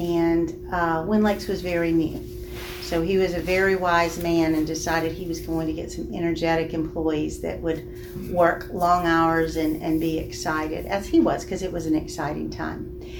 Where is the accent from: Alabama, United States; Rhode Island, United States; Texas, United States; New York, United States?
Alabama, United States; Birmingham; I grew up in the Birmingham area.